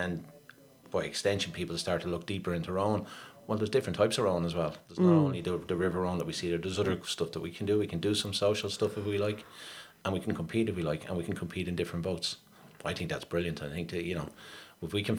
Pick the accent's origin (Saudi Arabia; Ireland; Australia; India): Ireland; Dublin, Leinster; I grew up down on the Pigeon House Road.